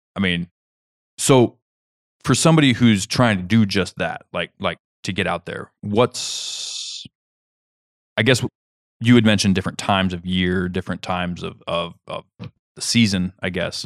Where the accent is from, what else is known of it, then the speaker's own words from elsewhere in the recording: Kansas, United States; moved away; where I grew up in Kansas